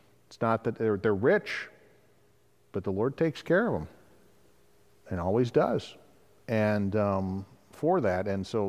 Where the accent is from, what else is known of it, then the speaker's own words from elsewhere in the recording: Wales, United Kingdom; Being Welsh counts for something.